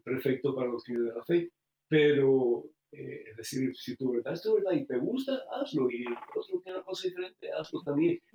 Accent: Cuba; now in United States; ¿para qué voy a tener que salir de Cuba si yo vivo aquí?

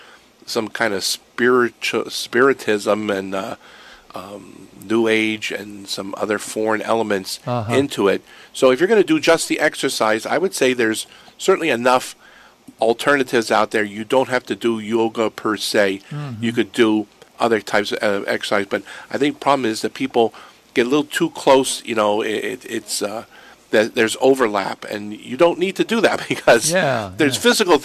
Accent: Erie, Pennsylvania, United States; moved away; I'm from Pennsylvania, so I would pass by the Shanksville Memorial many times going home to Erie

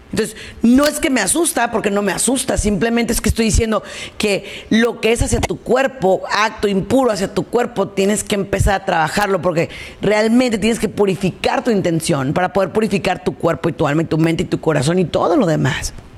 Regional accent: Mexico; yo soy mexicana

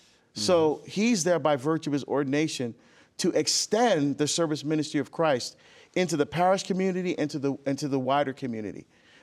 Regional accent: New Jersey, United States; I'm a schmo from Jersey.

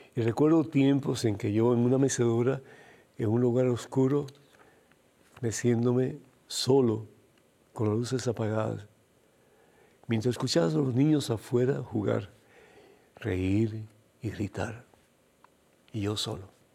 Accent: Cuba; moved away; Yo soy de origen cubano

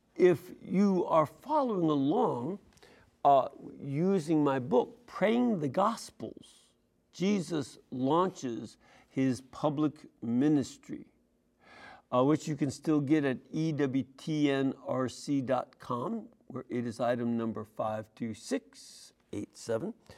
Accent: Chicago, Illinois, United States; I grew up in Chicago

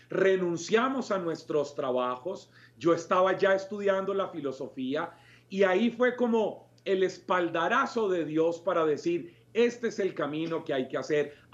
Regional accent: Colombia; la primera vez que yo salí de Colombia fue a un ECLA, a un encuentro latinoamericano de la renovación

